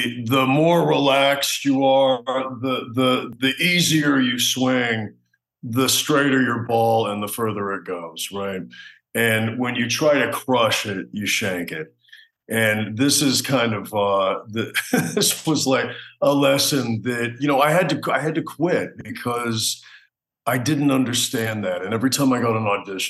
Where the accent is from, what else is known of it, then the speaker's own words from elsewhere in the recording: New York, United States; I was born in New York